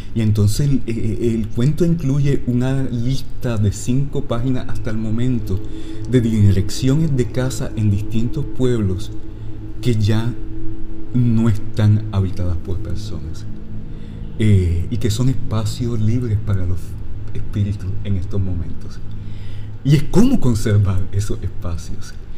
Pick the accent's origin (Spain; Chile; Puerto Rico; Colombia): Puerto Rico; Lajas; yo crecí en una casa en Lajas, que es la casa de mis bisabuelos